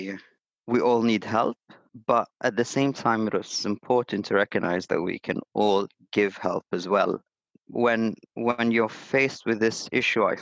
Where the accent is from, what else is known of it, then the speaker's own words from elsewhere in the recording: Abu Dhabi, United Arab Emirates; now in Dubai, United Arab Emirates; I'm Syrian, but I was born in Abu Dhabi, studied law, economy, and management at the University of Paris Sorbonne Abu Dhabi